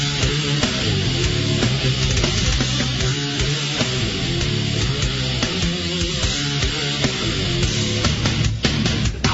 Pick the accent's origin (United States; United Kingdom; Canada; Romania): United States; Dallas, Texas; I grew up in Dallas